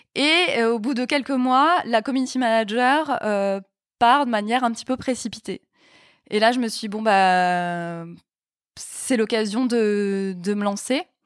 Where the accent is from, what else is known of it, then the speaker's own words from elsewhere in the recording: Mulhouse, Grand Est, France; moved away as an adult; now in Paris, France; je viens d'Alsace, je viens de Mulhouse, et il y avait une fac de droit à Mulhouse. Donc je suis restée chez mes parents